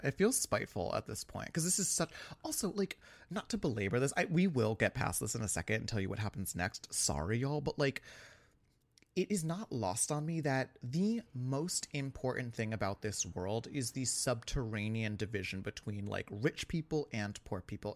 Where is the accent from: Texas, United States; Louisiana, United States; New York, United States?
New York, United States; as a New Yorker